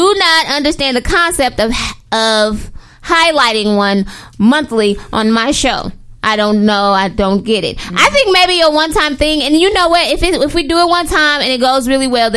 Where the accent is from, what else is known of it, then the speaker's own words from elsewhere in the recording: St. Louis, Missouri, United States; We're from St. Louis.